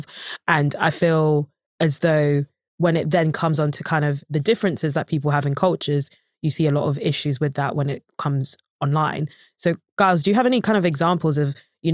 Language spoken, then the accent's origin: English; Nigeria; also born or lived in Malaysia; I'm actually Nigerian myself